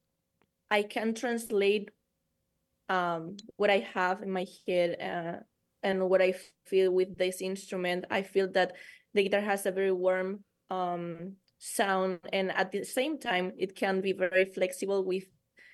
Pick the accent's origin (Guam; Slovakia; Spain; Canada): Spain; Eibar, Basque Country; my hometown in Spain. It's called Eibar. It's a small city in the Basque Country